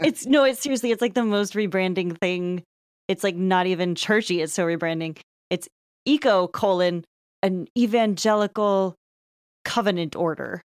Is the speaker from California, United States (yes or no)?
yes; Lafayette, California, United States; we both grew up in, uh, suburb of Berkeley, California.